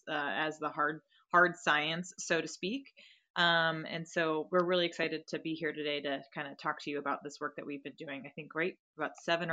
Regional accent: United States; also born or lived in Virginia; So I grew up in Maryland and Virginia

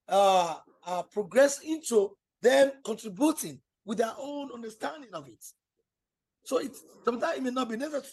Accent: Nigeria; as a Nigerian artist

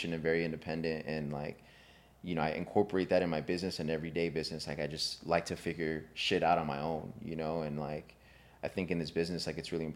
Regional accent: California, United States; I was born and raised over here in California

